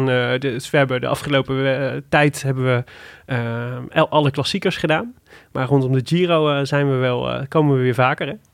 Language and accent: Dutch; Made, North Brabant, Netherlands; kom ik uit Maden